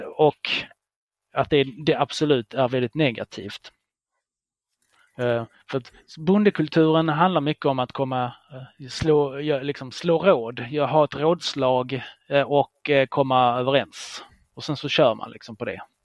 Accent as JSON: {"language": "Swedish", "country": "Israel", "tie": "born or raised there", "moved": "yes", "lives_now": "Sweden", "said": "det är mitt landet där jag är född i, Israel"}